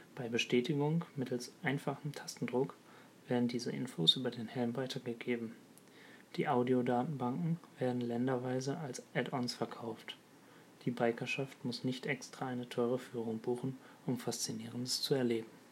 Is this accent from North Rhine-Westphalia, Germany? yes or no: yes; Ruhr area, North Rhine-Westphalia, Germany; also born or lived in Birkenfeld; Ich komme aus dem Ruhrgebiet